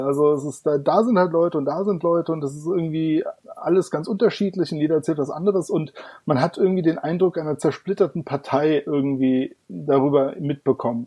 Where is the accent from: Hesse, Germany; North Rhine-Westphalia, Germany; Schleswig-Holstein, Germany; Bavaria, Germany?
Hesse, Germany; Darmstadt; Ich komme aus Darmstadt. Das liegt im schönen Hessen.